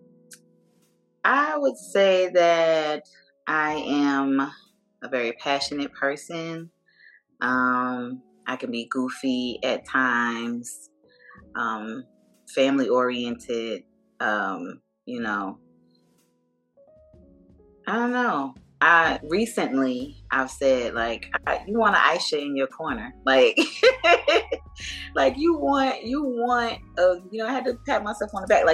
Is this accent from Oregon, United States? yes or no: no; Jersey City, New Jersey, United States; also born or lived in Atlanta area, Georgia; now in Atlanta, United States; I'm from Jersey City, New Jersey